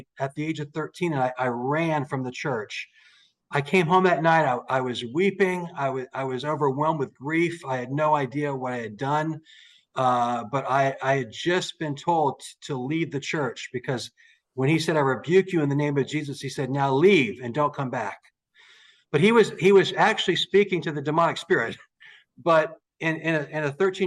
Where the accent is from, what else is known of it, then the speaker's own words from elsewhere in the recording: Daytona Beach, Florida, United States; I was raised up in Daytona Beach, Florida